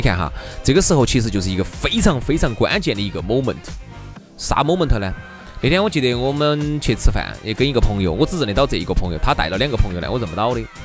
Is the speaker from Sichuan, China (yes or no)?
yes; Sichuan, China; accent: Sichuanese; 有时候我出去一说四川话就糟